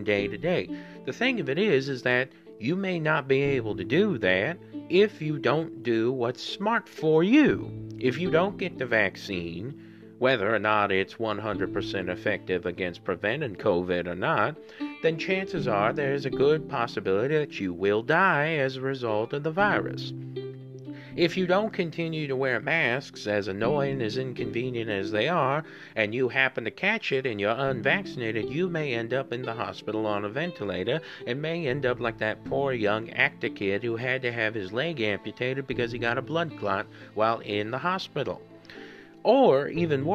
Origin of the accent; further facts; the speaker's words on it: Southern Missouri, United States; I'm just somebody from Southern Missouri